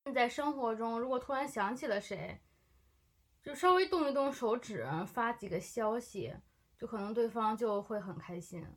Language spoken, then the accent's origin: Chinese; China; moved away as an adult; also born or lived in Japan; 都是因为我们就是中国人